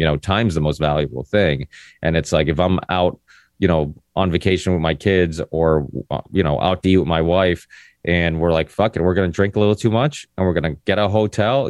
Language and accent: English; Ludlow, Massachusetts, United States; also born or lived in Portugal; came to America when I was four